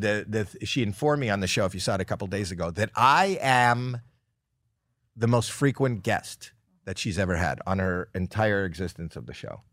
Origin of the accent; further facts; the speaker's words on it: Toronto, Ontario, Canada; moved away; that's my hometown